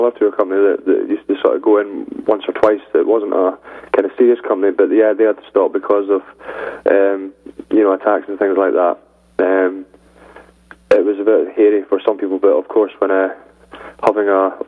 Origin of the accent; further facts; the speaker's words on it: St Andrews, Scotland, United Kingdom; I was born and I grew up in St. Andrews on the East Coast, famous for the golf